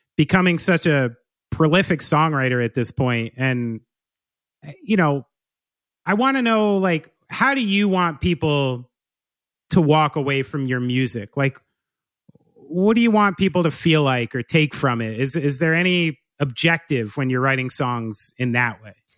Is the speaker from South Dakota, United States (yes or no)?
no; New Jersey, United States; I'm from here. I'm from New Jersey